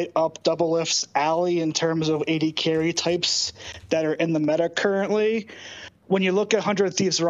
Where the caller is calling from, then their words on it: Boise, Idaho, United States; I am calling from Boise, Idaho.